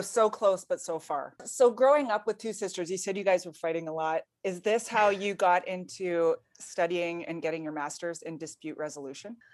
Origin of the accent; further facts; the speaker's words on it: Edmonton, Alberta, Canada; I'm from Edmonton